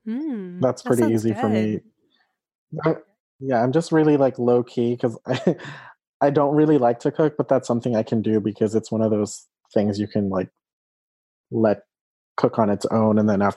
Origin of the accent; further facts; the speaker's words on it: Philippines; so I'm Filipino, and there's this dish called adobo